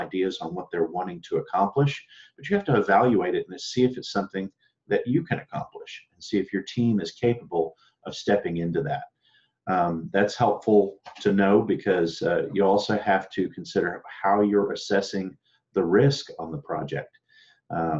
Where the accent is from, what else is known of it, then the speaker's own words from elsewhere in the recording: Austin, Texas, United States; I'm sitting here in Austin, Texas, my hometown